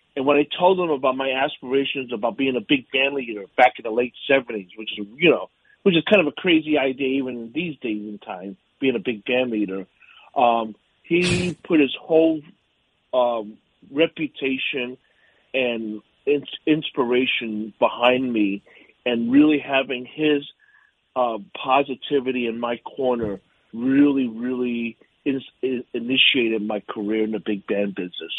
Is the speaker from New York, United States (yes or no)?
yes; New York City, New York, United States; also born or lived in Pittsburgh, Pennsylvania; I'm a native New Yorker. I, I grew up in Yorkville on the Upper East Side